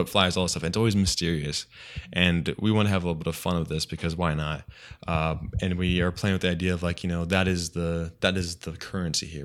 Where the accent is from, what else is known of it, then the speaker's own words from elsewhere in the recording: Redlands, California, United States; my hometown Redlands